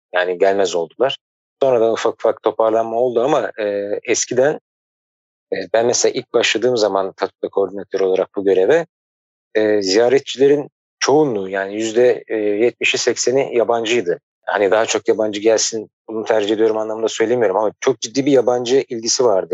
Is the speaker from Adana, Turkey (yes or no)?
no; Ankara, Turkey; moved away; also born or lived in Istanbul; ben Ankara'da doğdum, büyüdüm